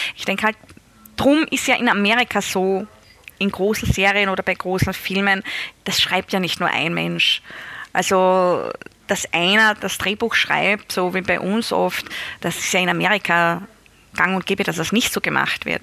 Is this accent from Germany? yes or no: no; Styria, Austria; in der Steiermark, da wo ich aufgewachsen bin